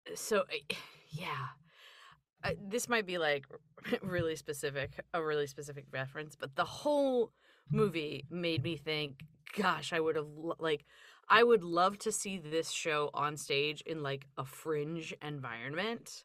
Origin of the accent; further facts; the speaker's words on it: Philadelphia, Pennsylvania, United States; I grew up in Philadelphia area